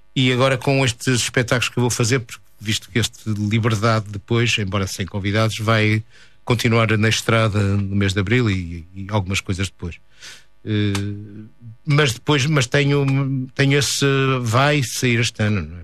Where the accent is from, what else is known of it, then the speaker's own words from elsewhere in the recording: Porto, Norte, Portugal; moved away as an adult; also born or lived in Paris / Vancouver; eu sou mais urbano, sou do Porto